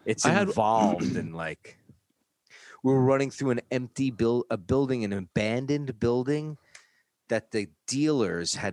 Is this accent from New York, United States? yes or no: yes; New York, United States; accent: New York; moved away as an adult; now in California, United States; my accent is used to be a lot thicker, New York accent. And if I get really mad, my kids and my wife will tell me it comes out more, you know, or if I'm talking to other people from New York